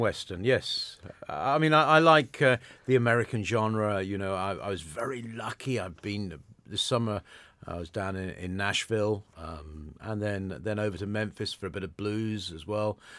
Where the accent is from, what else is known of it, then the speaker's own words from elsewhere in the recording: Modbury, South West England, United Kingdom; moved away as an adult; also born or lived in London; I grew up in the Modbury area.